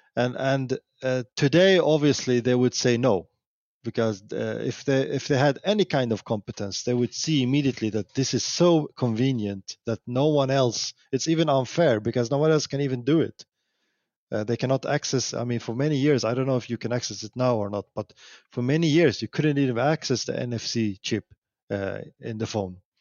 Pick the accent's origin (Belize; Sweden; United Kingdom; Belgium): Sweden; I'm from Sweden